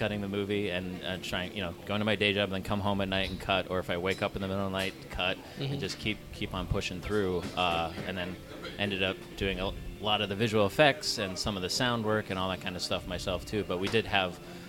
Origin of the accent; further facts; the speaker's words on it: Michigan, United States; go and shoot in my hometown in Michigan